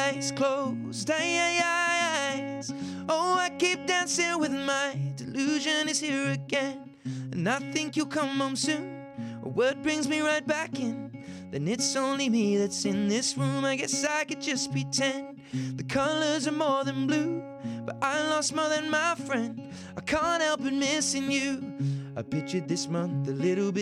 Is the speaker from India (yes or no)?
no; United Kingdom; comes from being British. I think in Britain, we're sort